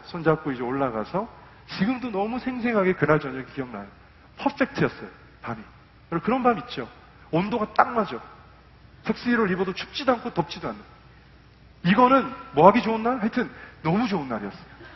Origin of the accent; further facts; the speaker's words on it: about an hour from San Francisco, California, United States; moved away as an adult; now in South Korea; 샌프란시스코에서 한 1시간 떨어진 곳에서 컸거든요